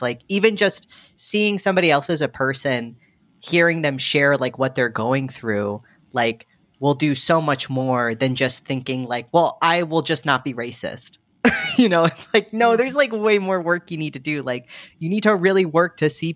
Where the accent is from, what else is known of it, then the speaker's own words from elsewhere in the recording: United States; an American who's lived here forever